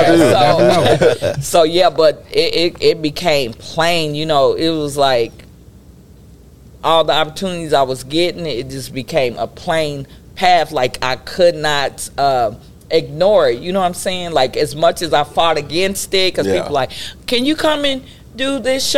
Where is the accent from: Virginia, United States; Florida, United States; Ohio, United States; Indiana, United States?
Indiana, United States; Indianapolis; I'm from Indianapolis